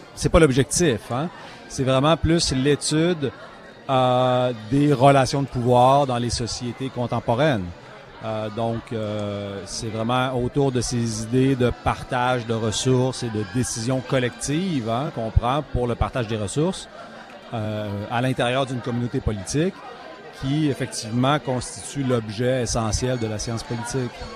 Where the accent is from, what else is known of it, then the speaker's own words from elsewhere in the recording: Quebec City, Quebec, Canada; moved away as an adult; now in Toronto, Canada; dans ma ville natale, la ville de Québec.